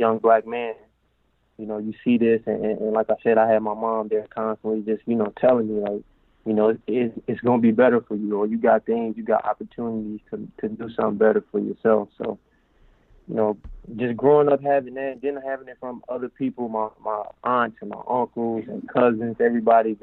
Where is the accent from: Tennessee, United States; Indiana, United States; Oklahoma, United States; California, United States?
Tennessee, United States; Nashville; moved away as an adult; also born or lived in Morehead, Kentucky; now in Portugal; growing up in Nashville